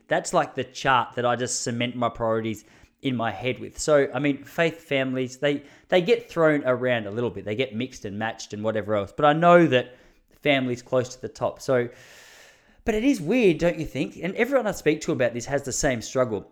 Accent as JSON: {"language": "English", "country": "Australia", "said": "as an Aussie, I just I liked how much shit he was giving us about our accent"}